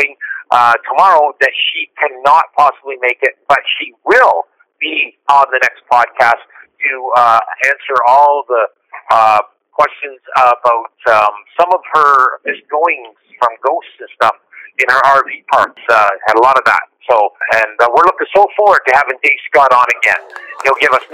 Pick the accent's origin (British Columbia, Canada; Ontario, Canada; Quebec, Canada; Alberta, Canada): Ontario, Canada; Woodstock; I'm sitting in Woodstock, Ontario, my hometown